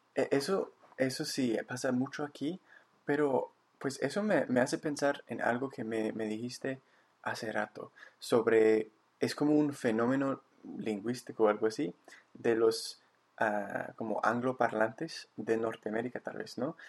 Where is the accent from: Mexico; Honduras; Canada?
Canada; Victoria, British Columbia; also born or lived in Bogotá, Colombia; aquí de nuevo en mi, en mi ciudad natal